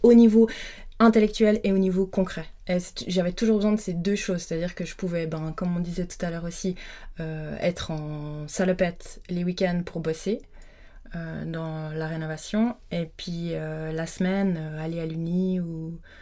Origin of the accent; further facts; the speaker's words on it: Lutry, Vaud, Switzerland; j'ai grandi à Lutry, donc j'habitais la semaine à Lutry